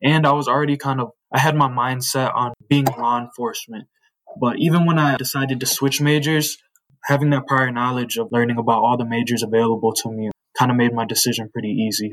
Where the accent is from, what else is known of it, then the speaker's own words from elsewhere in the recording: Joliet, Illinois, United States; I was born and raised in Joliet. I've been here my whole life